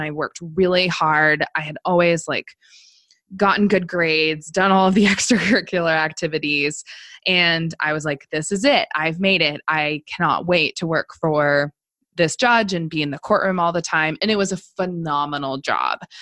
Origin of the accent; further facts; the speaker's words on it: Missoula, Montana, United States; also born or lived in Seattle area, Washington; i went to law school in my hometown of missoula montana